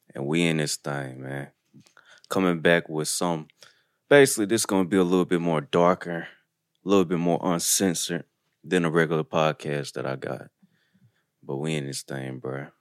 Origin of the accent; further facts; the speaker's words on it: Detroit, Michigan, United States; moved away; also born or lived in Pearl, Mississippi; I'm from Detroit